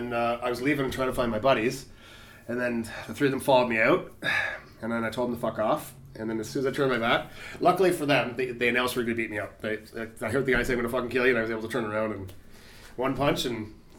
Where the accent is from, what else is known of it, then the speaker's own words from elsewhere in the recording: Smiths Falls, Ontario, Canada; moved away; I'm from Smiths Falls originally.